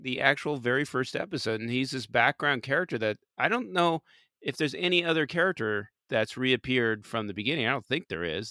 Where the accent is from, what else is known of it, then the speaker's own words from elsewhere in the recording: California, United States; accent: Californian; my stupid Californian accent